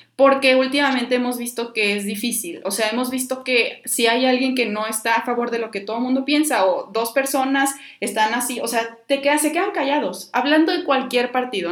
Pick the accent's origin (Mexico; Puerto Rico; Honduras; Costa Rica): Mexico; como ciudadanos, como mexicanos